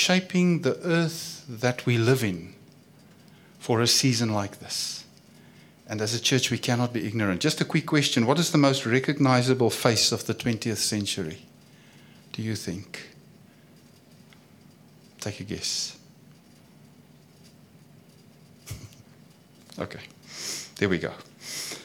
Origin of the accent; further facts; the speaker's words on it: South Africa; I come from South Africa